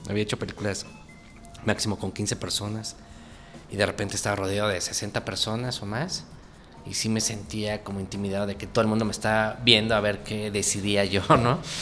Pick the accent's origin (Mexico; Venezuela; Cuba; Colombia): Mexico; Texcoco, State of Mexico; Yo crecí en Texcoco, en el Estado de México